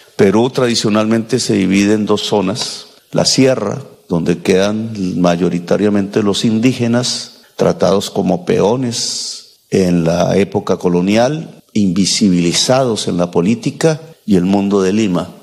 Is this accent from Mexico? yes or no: no; Colombia; mi país